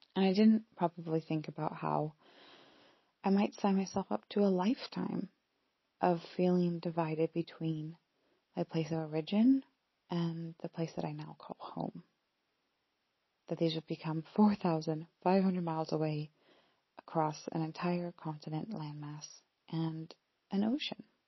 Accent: Pacific Northwest, Washington, United States; moved away as an adult; also born or lived in Scotland; now in United Kingdom; I'm from the Pacific Northwest in the US

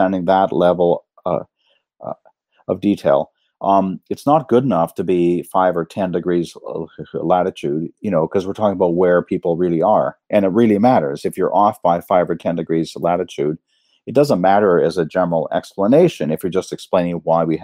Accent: Canada; moved away as an adult; also born or lived in United States / Cambridge, United Kingdom; now in Reading, United Kingdom; I'm a Canadian

